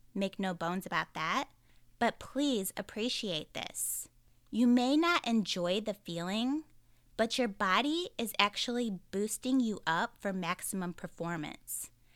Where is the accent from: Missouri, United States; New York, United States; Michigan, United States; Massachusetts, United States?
Missouri, United States; St. Louis; I'm from the Saint Louis area